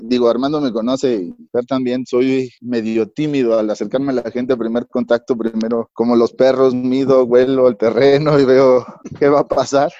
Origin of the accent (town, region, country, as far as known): Mexico